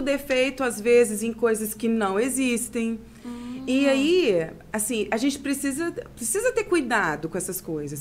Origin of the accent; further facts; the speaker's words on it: Itaperuna, Rio de Janeiro, Brazil; also born or lived in Miracema; Eu sou nascida e criada aqui.